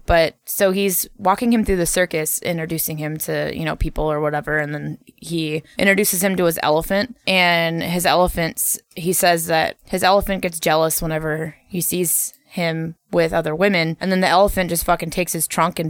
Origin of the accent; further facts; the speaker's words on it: California, United States; I'm like, I came from California. So of course I knew about it.